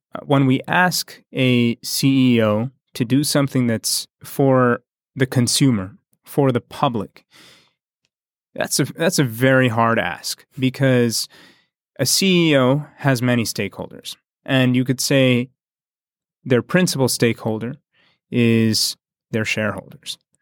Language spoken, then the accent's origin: English; United States; we in the States